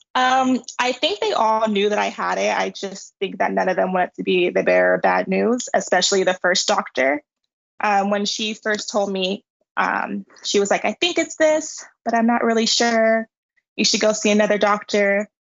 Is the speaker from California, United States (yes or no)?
yes; San Diego, California, United States; moved away as an adult; also born or lived in Los Angeles; now in Madrid, Spain; I'm from San Diego, California, and I moved to Los Angeles to study communication and marketing.